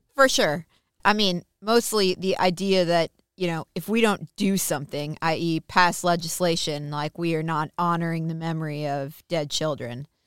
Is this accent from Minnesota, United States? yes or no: yes; Minnesota, United States; I'm from Minnesota